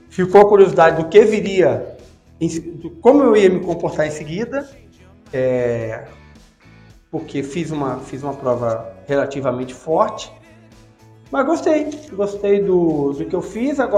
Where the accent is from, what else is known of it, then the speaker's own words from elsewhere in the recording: Cabo Frio, Rio de Janeiro, Brazil; also born or lived in São Pedro da Aldeia; Eu sou, por exemplo, eu sou de, da região dos lagos. Eu nasci em Cabo Frio, eu morei em São Pedro Aldeia